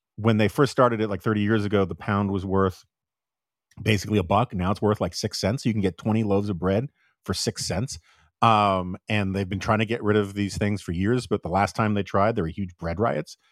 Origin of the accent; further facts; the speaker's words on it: New York, United States; now in Washington, D.C., United States; I'm from New York